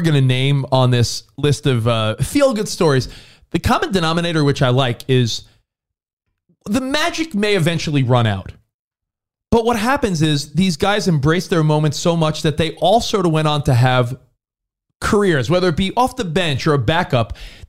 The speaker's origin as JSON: {"language": "English", "region": "East Coast", "country": "United States", "said": "you talked earlier on Overpromised about your love of that New York City slice of pizza, because we're from the East Coast."}